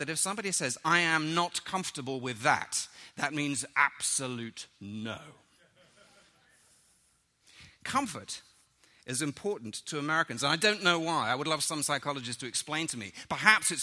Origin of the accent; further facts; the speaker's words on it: London, United Kingdom; moved away; I grew up in London